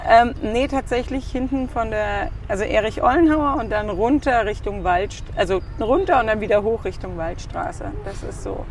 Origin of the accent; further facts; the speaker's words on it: Frankfurt, Hesse, Germany; moved away as an adult; also born or lived in Stuttgart; now in Wiesbaden, Germany; wir sind geborene Frankfurter